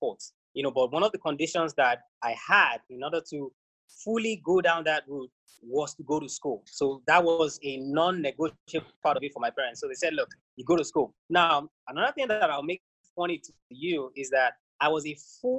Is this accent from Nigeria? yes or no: yes; Nigeria